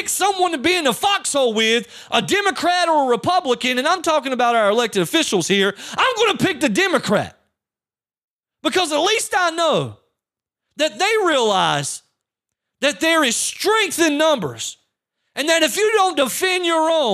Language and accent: English; United States; As an American veteran, someone who fought for this country